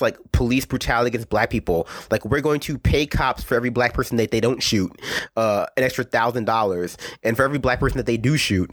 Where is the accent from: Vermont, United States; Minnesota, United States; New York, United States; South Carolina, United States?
South Carolina, United States; Columbia; I'm from Columbia, South Carolina